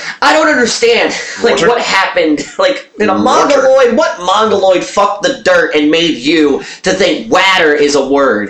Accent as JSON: {"language": "English", "town": "Baltimore", "region": "Maryland", "country": "United States", "tie": "born or raised there", "said": "I am amongst a small percentage of white people that grew up in the city"}